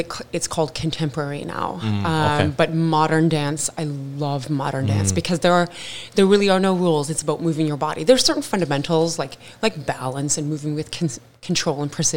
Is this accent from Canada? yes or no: yes; Waterloo, Ontario, Canada; moved away as an adult; also born or lived in Toronto, Canada / Guyana (ancestry); now in Vancouver, Canada; I'm from Ontario